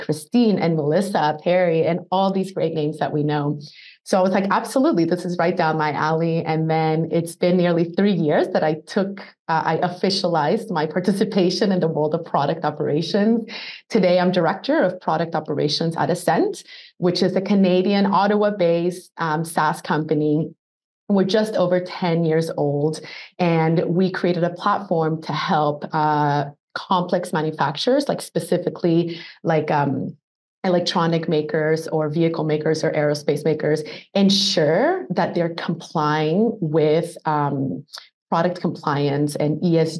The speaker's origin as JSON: {"language": "English", "country": "Colombia", "moved": "yes", "said": "I'm originally from Colombia, South America"}